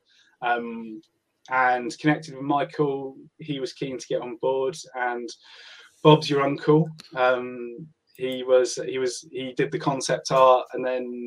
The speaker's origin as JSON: {"language": "English", "area": "Hampshire", "region": "South East England", "country": "United Kingdom", "said": "I'm from Hampshire."}